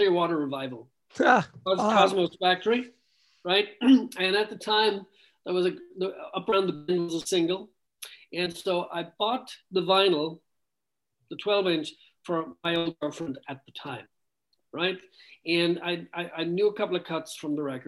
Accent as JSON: {"language": "English", "country": "Ireland", "tie": "born or raised there", "moved": "yes", "said": "I was born and raised in Ireland"}